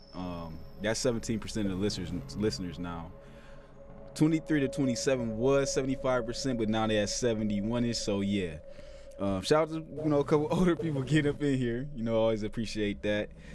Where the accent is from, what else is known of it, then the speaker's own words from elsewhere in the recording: Toledo, Ohio, United States; I'm born and raised in Toledo, Ohio